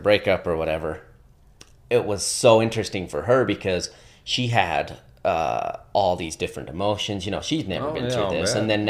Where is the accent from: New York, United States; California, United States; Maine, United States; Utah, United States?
Utah, United States; Sandy; born there; So, yeah, I was born up in Sandy, Utah.